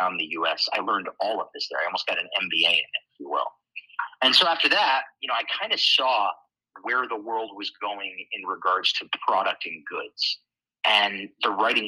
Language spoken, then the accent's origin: English; Schenectady, New York, United States; I am born and raised in Schenectady, New York. That's where I grew up.